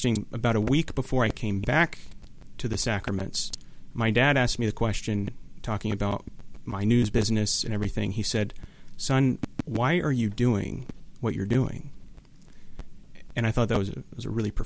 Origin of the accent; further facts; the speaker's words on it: Houston, Texas, United States; moved away as an adult; now in Orange County, United States; growing up in Houston